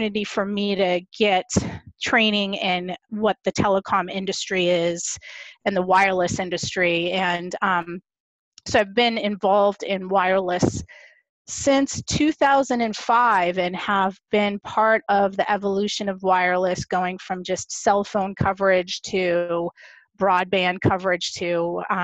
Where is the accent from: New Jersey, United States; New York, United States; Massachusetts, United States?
Massachusetts, United States; Boston; also born or lived in Norton, Massachusetts; I grew up in Boston, Massachusetts, lived in Roslindale until I was about 12 years old, and then moved to a suburb of Massachusetts